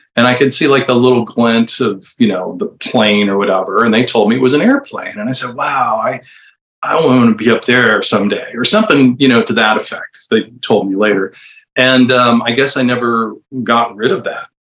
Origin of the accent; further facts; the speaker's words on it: Bardstown, Kentucky, United States; moved away; also born or lived in St. Louis, Missouri / Indiana / Chicago; I think I was about three when we moved to Bardstown, Kentucky